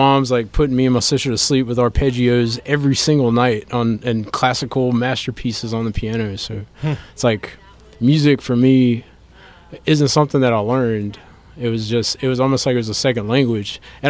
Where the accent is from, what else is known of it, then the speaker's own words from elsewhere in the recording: Baton Rouge, Louisiana, United States; I grew up in Baton Rouge.